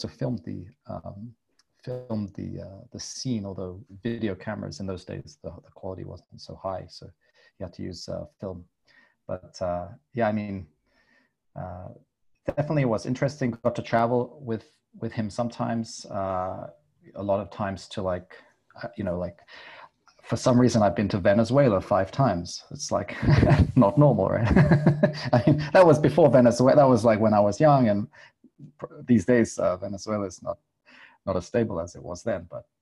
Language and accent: English; England, United Kingdom; moved away as an adult; also born or lived in Philippines / Berlin, Germany; now in Korea; I'm English, although I haven't actually lived in England now for nearly 10 years.